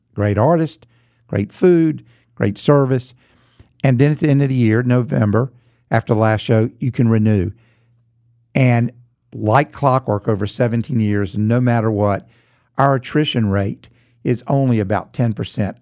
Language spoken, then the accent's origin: English; Charlotte, North Carolina, United States; growing up in Charlotte, a lot of my friends shared my musical journey.